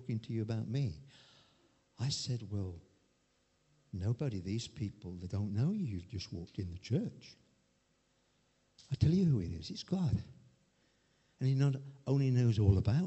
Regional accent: Chesterfield, East Midlands, United Kingdom; I came from Chesterfield

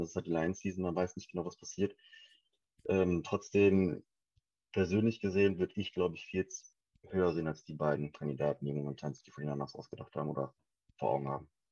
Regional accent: Wuppertal, North Rhine-Westphalia, Germany; now in Essen, Germany; ich komme gebürtig aus Suppertal, Wuppertal, momentan in dem schönen Essen

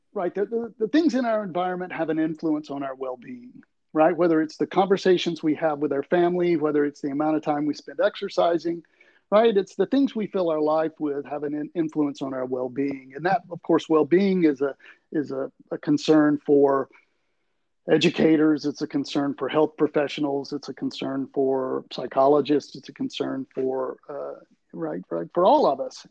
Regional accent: Tuscaloosa, Alabama, United States; moved away as an adult; now in Tallahassee, United States; I am actually from right there in Tuscaloosa

